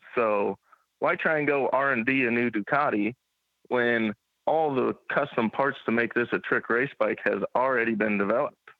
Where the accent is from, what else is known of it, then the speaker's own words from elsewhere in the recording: Carlisle, Iowa, United States; also born or lived in Des Moines, Iowa; I was born in Des Moines, Iowa, and uh, I grew up in Carlisle, Iowa, little small town just outside Des Moines, and uh, still currently live there even.